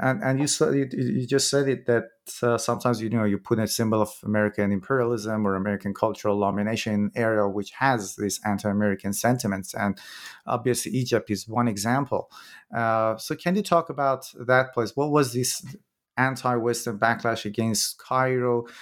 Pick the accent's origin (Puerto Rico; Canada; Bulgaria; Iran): Iran; I'm from Iran myself